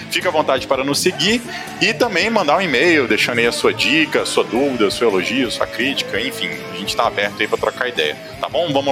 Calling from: Maceió, Alagoas, Brazil; eu falo de Maceió

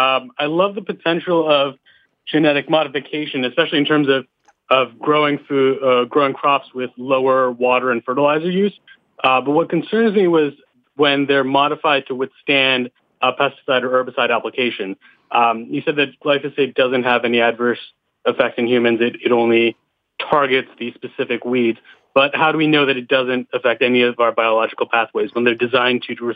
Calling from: Boston, Massachusetts, United States; Hi, I'm calling from Boston, Massachusetts.

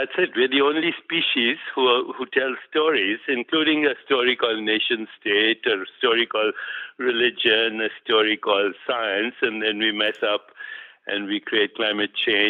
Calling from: New York, United States; Actually, I live non-locally, but my physical body is in New York at the moment.

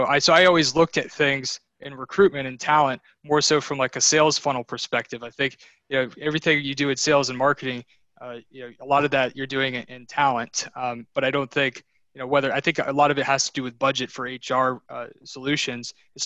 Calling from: Sterling, Virginia, United States; I'm in Northern Virginia, Sterling.

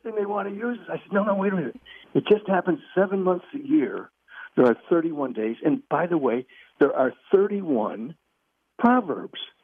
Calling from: Virginia, United States; I'm calling you from Virginia

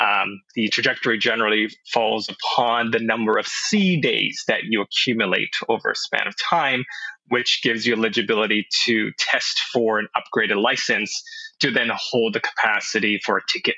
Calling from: Los Angeles, California, United States; I'm coming in from Los Angeles.

